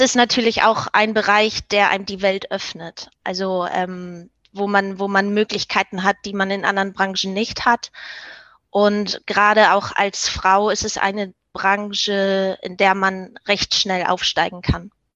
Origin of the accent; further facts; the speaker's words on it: Hamburg, Germany; moved away as an adult; now in Denmark; Ich, ich komme aus Hamburg, aber ich bin derzeit in Dänemark